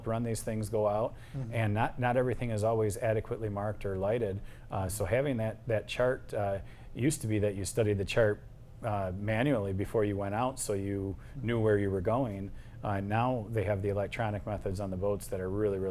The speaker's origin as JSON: {"language": "English", "town": "Gibraltar", "region": "Michigan", "country": "United States", "tie": "born or raised there", "said": "growing up in Gibraltar schools, we got our boater's license when we were 12 years old"}